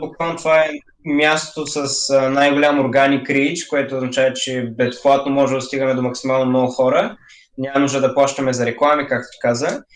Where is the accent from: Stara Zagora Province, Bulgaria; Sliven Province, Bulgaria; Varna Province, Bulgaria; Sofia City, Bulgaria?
Varna Province, Bulgaria; Varna; от Варна съм и съм на 17 години